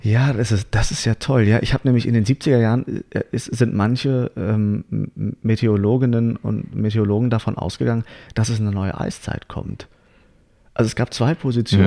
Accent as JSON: {"language": "German", "region": "Hamburg", "country": "Germany", "moved": "yes", "said": "ich komme nämlich aus Hamburg und da sehe ich meine Eltern immer wieder an Weihnachten, weil ich sie da besuche"}